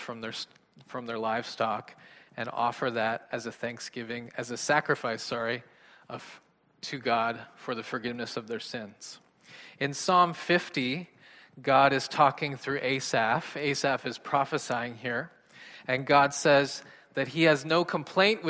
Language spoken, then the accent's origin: English; Canada; I'm Canadian